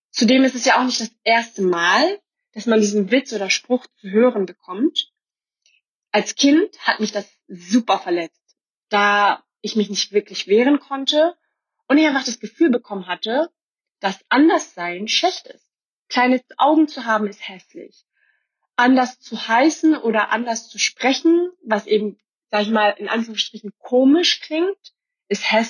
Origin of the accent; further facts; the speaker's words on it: Bavaria, Germany; now in Berlin, Germany; weil ich tatsächlich ursprünglich aus Bayern komme.